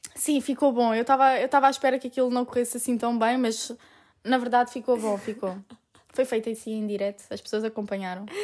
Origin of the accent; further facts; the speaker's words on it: Portugal; moved away as an adult; now in Italy; sou portuguesa